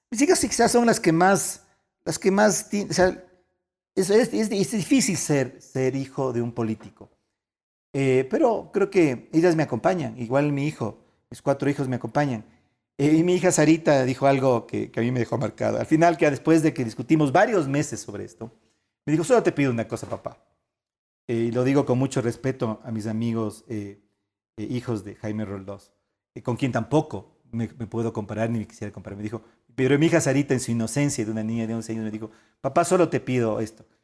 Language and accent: Spanish; Ecuador; yo soy ecuatoriano.